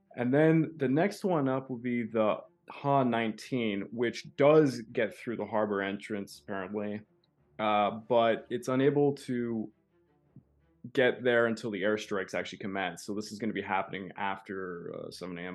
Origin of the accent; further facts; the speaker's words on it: Canada; I'm a Canadian